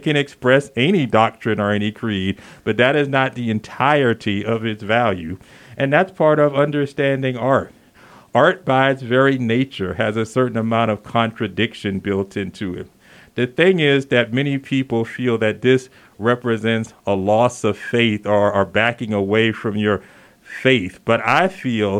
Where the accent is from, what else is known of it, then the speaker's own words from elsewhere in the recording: the South, United States; moved away as an adult; now in Santa Fe, United States; I'm originally from the South, and I've been here 12 years